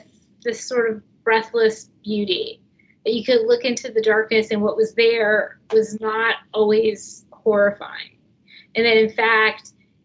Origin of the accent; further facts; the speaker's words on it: New Jersey, United States; the town where I grew up in New Jersey